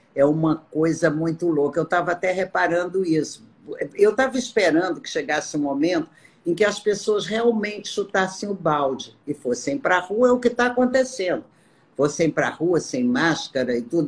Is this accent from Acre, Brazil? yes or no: yes; Amazon, Acre, Brazil; moved away; Lá no Acre, por exemplo, eu sou da Amazônia